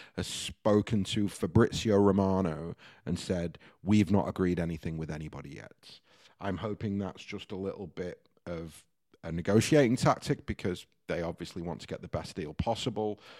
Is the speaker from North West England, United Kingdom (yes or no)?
yes; Stockport, North West England, United Kingdom; moved away; Heaton Chapel in Stockport